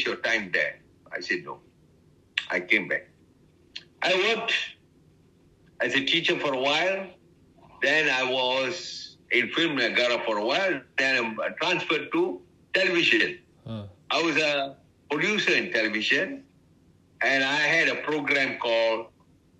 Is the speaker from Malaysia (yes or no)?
yes; Penang, Malaysia; moved away as an adult; also born or lived in Singapore; now in Kuala Lumpur, Malaysia; I was born in Penang